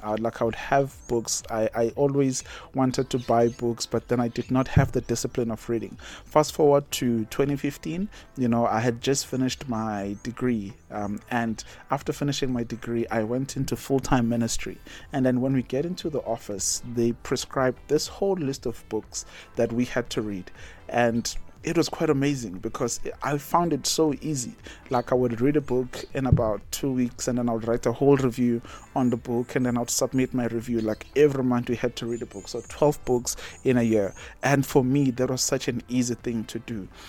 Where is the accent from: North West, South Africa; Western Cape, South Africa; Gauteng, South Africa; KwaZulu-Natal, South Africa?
KwaZulu-Natal, South Africa; Umkababa, south of Durban; moved away as an adult; now in Botswana; I grew up in Umkababa, I was born and bred there, went to a local primary